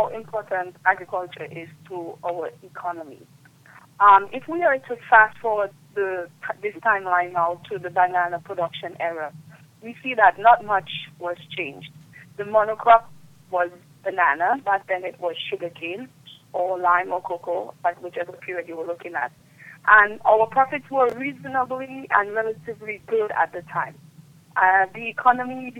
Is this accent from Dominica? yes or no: yes; Dominica